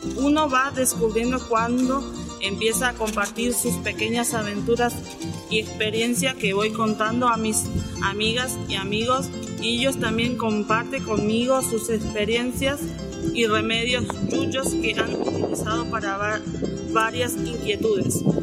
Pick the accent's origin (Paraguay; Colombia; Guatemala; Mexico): Paraguay; now in General San Martín, Argentina; yo soy de Paraguay, eh, vivo acá en Argentina, vivo en el barrio Lanzón de General San Martín